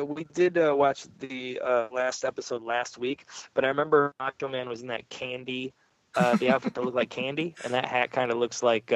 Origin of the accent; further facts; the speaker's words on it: New York, United States; I'm from New York.